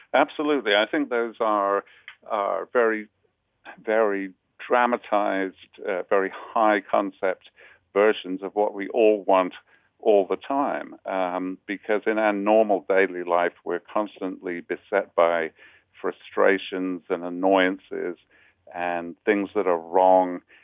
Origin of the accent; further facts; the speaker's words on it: United Kingdom; now in New York, United States; as a Brit